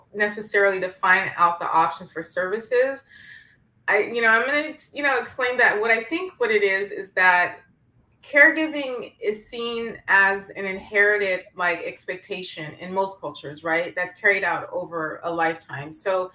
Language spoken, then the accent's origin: English; San Francisco, California, United States; I'm from San Francisco